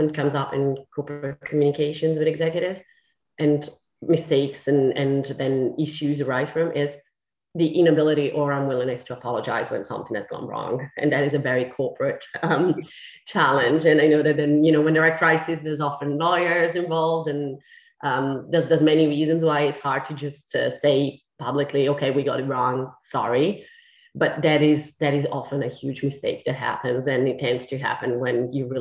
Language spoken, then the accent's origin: English; Italy; English is a second language; moved away as an adult; now in London, United Kingdom; I'm Italian. I'm not English. I'm not British. I am technically British now